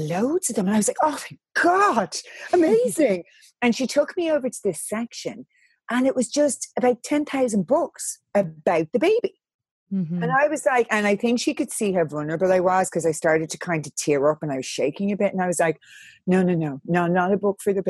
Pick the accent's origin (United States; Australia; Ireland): Ireland; I'm from Catholic Ireland